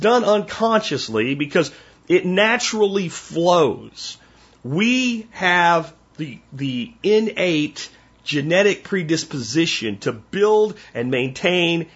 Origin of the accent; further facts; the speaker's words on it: Pennsylvania, United States; This is how I grew up in Pennsylvania